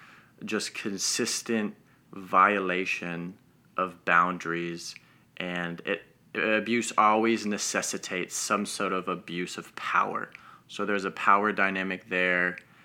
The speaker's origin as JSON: {"language": "English", "town": "Denver", "region": "Colorado", "country": "United States", "tie": "born or raised there", "said": "but I hail from Denver. That's home. That's where I was born and raised."}